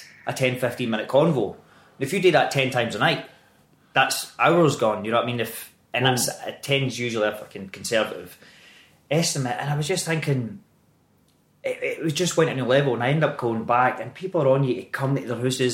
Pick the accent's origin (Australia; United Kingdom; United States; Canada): United Kingdom; Greenock, Scotland; accent: Scottish; moved away; Greenock, my hometown's always been my wee sanctuary